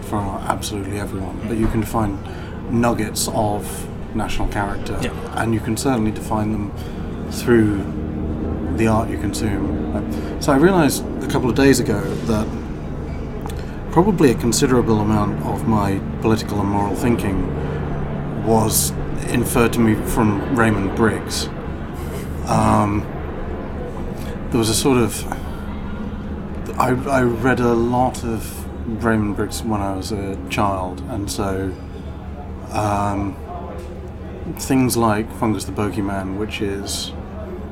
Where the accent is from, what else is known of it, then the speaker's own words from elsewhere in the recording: England, United Kingdom; also born or lived in Ireland; I'm Irish, so I mean, I was mostly raised in England, but the experience of my parents, grandparents are all from Ireland